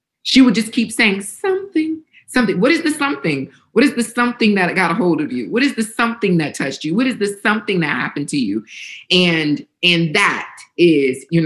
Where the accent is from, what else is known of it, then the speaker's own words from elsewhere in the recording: Northeast Ohio, United States; I grew up in Northeast Ohio in this predominantly white space